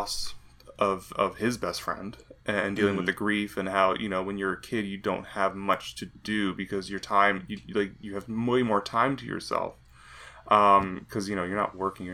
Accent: Canada; as a Canadian

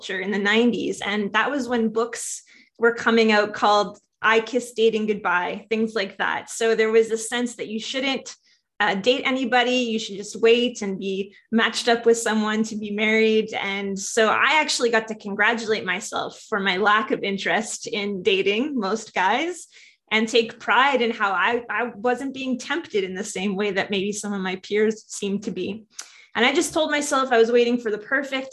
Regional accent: Saskatoon, Saskatchewan, Canada; also born or lived in Lethbridge, Alberta; I was born in Lethbridge, where my dad was a pastor for a while. And I only sadly spent the first 6 weeks of my life in Alberta before he took a job at Emmanuel Baptist in Saskatoon. And that became really my church home for most of my life.

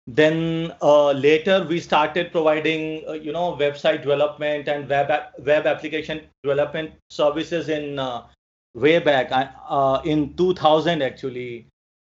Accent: New Delhi, Delhi, India; I'm from New Delhi, India

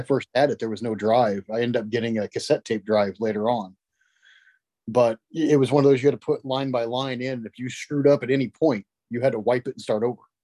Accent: West Frankfort, Illinois, United States; also born or lived in Marion, Illinois / Carbondale, Illinois; I grew up in West Frankfort, so I am from Southern Illinois

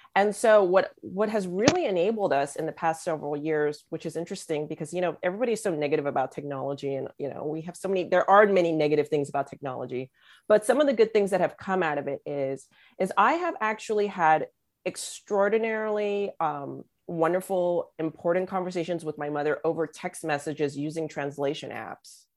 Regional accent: Los Angeles, California, United States; growing up being born and raised in Los Angeles

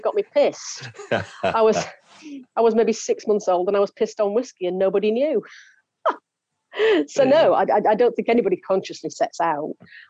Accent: the north of England, United Kingdom; in the area where I grew up in Northern England, in the UK

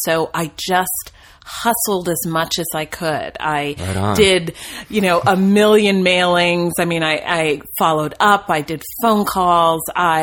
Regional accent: New Jersey, United States; moved away as an adult; also born or lived in Williamstown, Massachusetts; now in Los Angeles, United States; I grew up in New Jersey

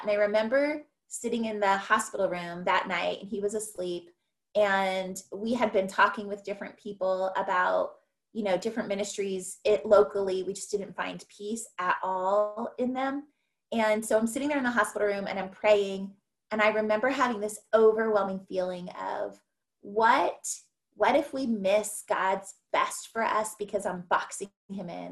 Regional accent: California, United States; moved away as an adult; also born or lived in Ohio / Mexico; I'm from California

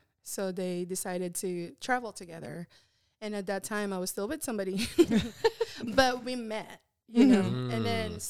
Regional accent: Chicago, Illinois, United States; now in Texas, United States; I'm from Chicago. I moved to Texas like 3 years later.

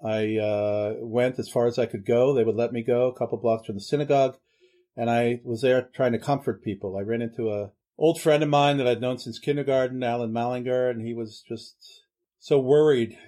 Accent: Pittsburgh, Pennsylvania, United States; I grew up in Pittsburgh, true Pittsburgher

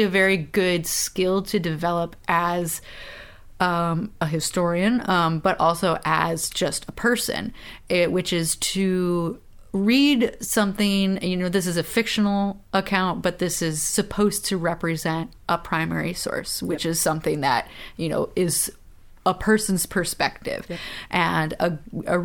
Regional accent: the North, United States; we're from the North

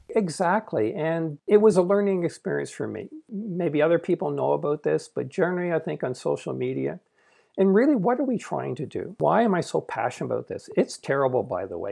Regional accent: Canada; I'm Canadian, I'm not American

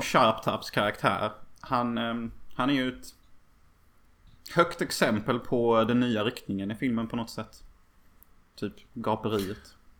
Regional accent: Sweden; I min by där jag växte upp

